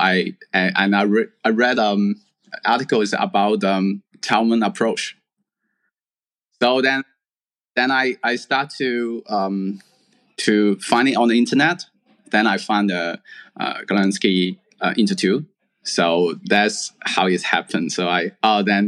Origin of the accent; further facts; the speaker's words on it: Hong Kong; also born or lived in mainland China; I have to go back to where I born to apply the university. So I go back to Hong Kong